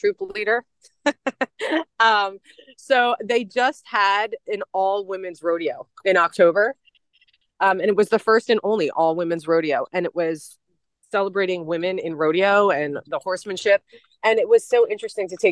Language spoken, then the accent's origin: English; Philadelphia, Pennsylvania, United States; moved away; I'm from Philadelphia.